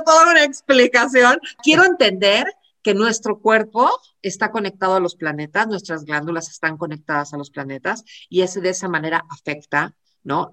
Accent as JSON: {"language": "Spanish", "region": "Buenos Aires", "country": "Argentina", "tie": "born or raised there", "said": "yo nací a las diez y cuarto de la noche de Buenos Aires el 28 de enero"}